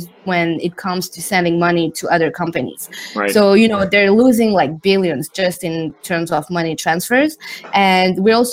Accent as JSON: {"language": "English", "country": "Switzerland", "tie": "born or raised there", "also_born_or_lived": "Zurich / London", "moved": "as an adult", "said": "My dad is Thai. My mom is Indian, and I grew up in Switzerland"}